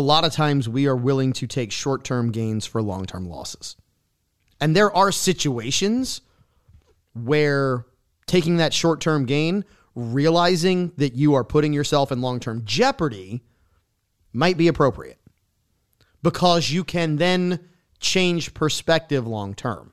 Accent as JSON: {"language": "English", "town": "New Orleans", "region": "Louisiana", "country": "United States", "tie": "born or raised there", "also_born_or_lived": "Lafayette", "moved": "as an adult", "said": "my hometown, so it's no secret that I am a New Orleans native"}